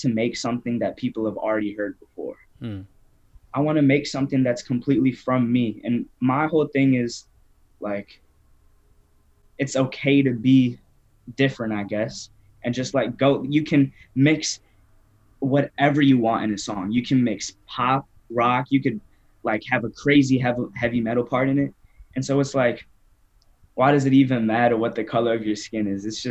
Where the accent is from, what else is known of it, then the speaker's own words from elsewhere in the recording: Naperville, Illinois, United States; also born or lived in Downers Grove, Illinois; I'm from Naperville, Illinois, born in Downers Grove.